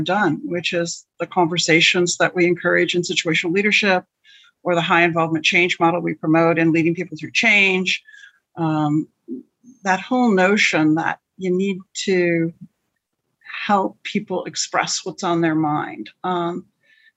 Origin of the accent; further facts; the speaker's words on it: Western Michigan, United States; growing up in Western Michigan in a fairly conservative household